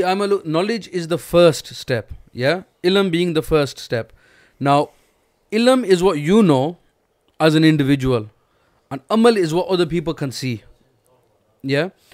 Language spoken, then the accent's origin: English; Pakistan; we're all Pakistani